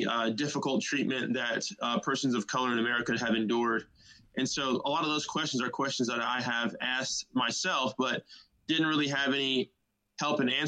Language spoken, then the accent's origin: English; Southern California, United States; also born or lived in Chicago, Illinois; I was born in Chicago, raised in California. I say that because I moved to California with my family when I was about 6 years old. Just grew up there.